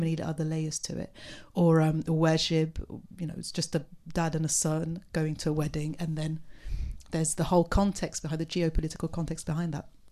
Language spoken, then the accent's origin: English; Beirut, Beirut Governorate, Lebanon; I'm from Beirut myself